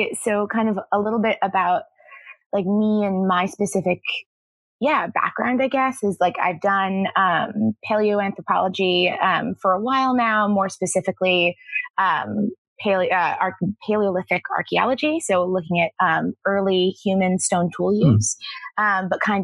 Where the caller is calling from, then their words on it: Washington, District of Columbia, United States; Yeah, so I'm in Washington, D.C.